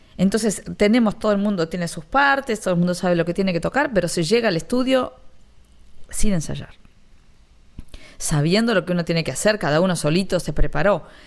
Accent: Ramos Mejía, Buenos Aires Province, Argentina; moved away as an adult; now in Miami, United States; yo soy de Ramos Mejía

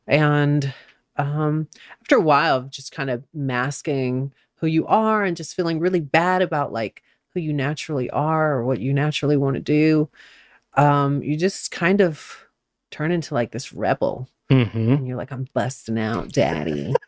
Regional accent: Albany, Georgia, United States; also born or lived in Atlanta, Georgia; I was born in Albany, Georgia. Mm-hmm. Hometown of Paula Deen and Ray Charles.

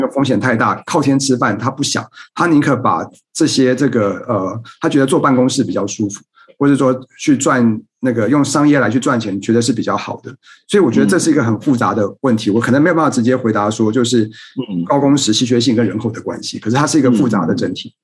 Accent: Taipei, Taiwan; moved away as an adult; now in Kaohsiung, Taiwan; 我自己生长在台北，我现在在高雄工作

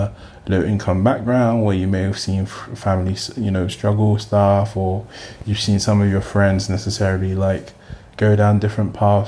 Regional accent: London, United Kingdom; I grew up in Peckham before Peckham became, you know, the trendy Peckham that it is now

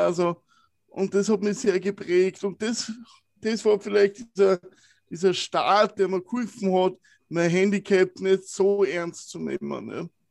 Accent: Wiener Neustadt, Lower Austria, Austria; Ich bin in der Waldschule in Wiener Neustadt aufgewachsen

